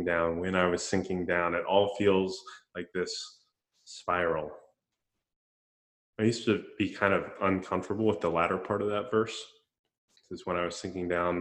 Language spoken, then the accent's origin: English; Central Florida, United States; When I was a kid growing up in Central Florida